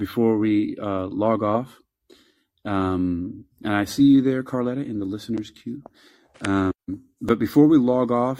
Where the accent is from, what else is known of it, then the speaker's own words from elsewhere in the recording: New York, United States; I'm from New York.